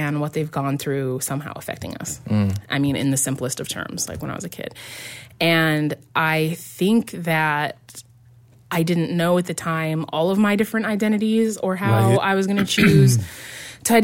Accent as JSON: {"language": "English", "region": "Central Illinois", "country": "United States", "moved": "yes", "said": "I was from Central Illinois"}